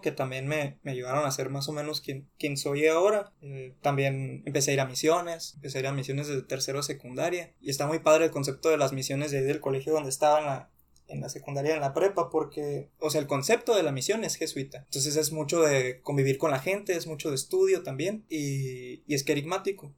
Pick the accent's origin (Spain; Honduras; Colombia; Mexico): Mexico; Nogales, Sonora; moved away as an adult; now in Hermosillo, Mexico; yo nací aquí en Hermosillo, 96, tengo 23 años. Cuando tenía 3 años nos fuimos a Nogales